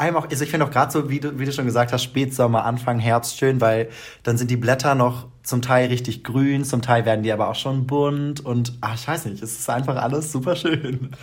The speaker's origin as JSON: {"language": "German", "region": "Lower Saxony", "country": "Germany", "tie": "born or raised there", "moved": "as an adult", "lives_now": "Mannheim, Germany", "said": "bei uns äh, in Niedersachsen oder bei uns, wo ich aufgewachsen bin"}